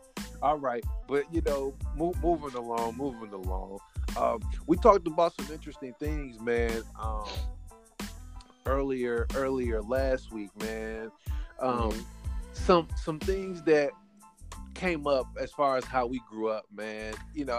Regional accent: Fort Wayne, Indiana, United States; when I grew up in Fort Wayne, so I was a Centennial. So we moved like to three apartments

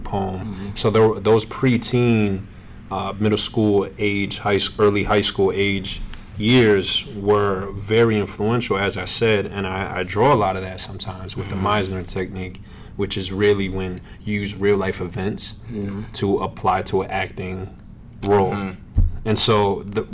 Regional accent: Connecticut, United States; I grew up all around Connecticut

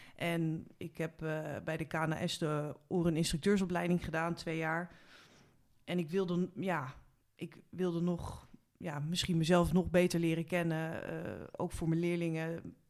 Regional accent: Haarlem, North Holland, Netherlands; ik kom oorspronkelijk uit Haarlem

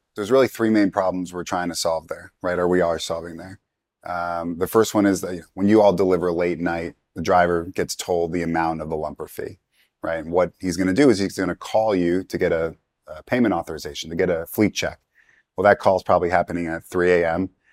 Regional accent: New York, United States; moved away as an adult; now in Atlanta, United States; I'm originally from New York, and I came down to Atlanta to, to go to school

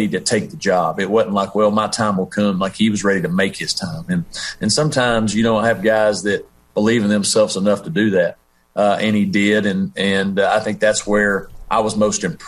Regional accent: Tennessee, United States; now in Conway, United States; my elementary middle school days growing up in Tennessee

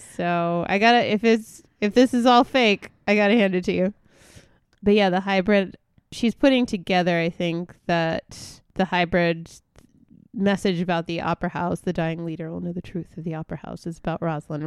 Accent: New York, United States; moved away as an adult; now that I'm leaving my home state

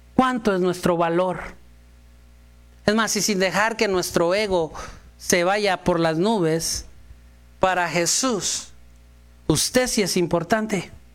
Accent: Mexico; Si yo como buen mexicano

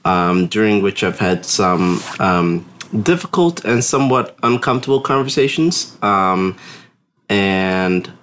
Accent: New Jersey, United States; moved away; I'm originally from New Jersey.

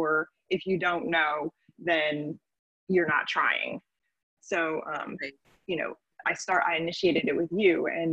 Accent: Florida, United States; I was raised in Florida

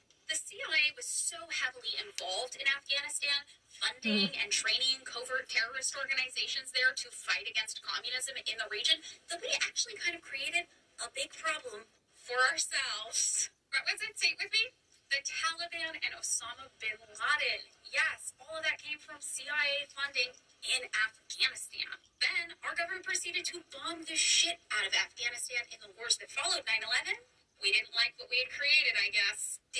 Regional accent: United States; as an American

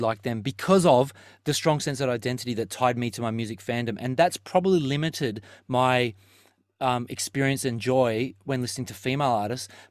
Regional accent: Terrigal, New South Wales, Australia; where we grew up in Terrigal, there was always five Thai restaurants down the strip.

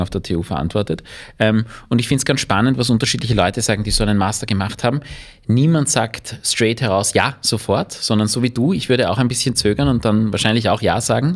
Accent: Vienna, Austria; ich bin kein Wirtshauskind, sondern ich bin ein Wiener Stadtkind

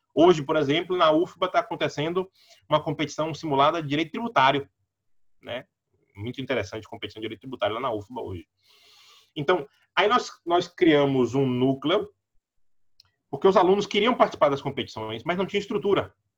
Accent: Salvador, Bahia, Brazil; Eu nasci, cresci no Cabula, perto do campus 1 da UNEB

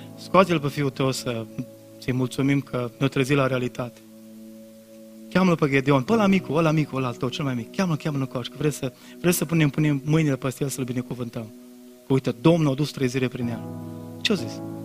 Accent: Brădet, Bihor County, Romania; m-am prezentat că din Brădet, că mi-era rușine că țăran

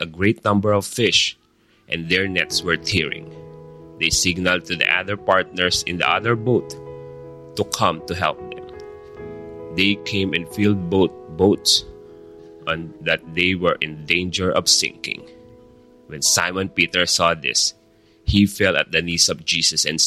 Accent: Philippines; we as a Filipino

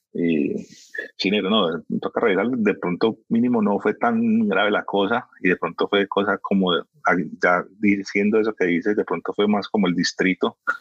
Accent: Miami, Florida, United States; moved away as an adult; also born or lived in Barranquilla, Colombia; now in Medellín, Colombia; Yo nací en Barranquilla, yo soy barranquillero. Eh, criado, obviamente, en Miami toda la vida

